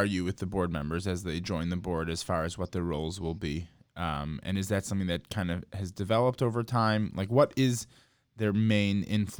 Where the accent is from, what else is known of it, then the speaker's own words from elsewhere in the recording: Chicago, Illinois, United States; So I grew up in Chicago